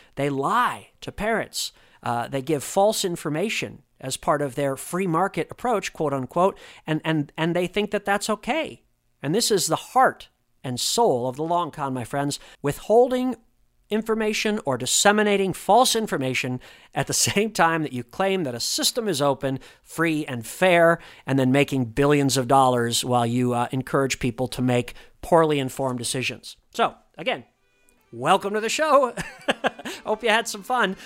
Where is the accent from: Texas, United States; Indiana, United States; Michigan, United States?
Indiana, United States; moved away; back home in Indiana, my home state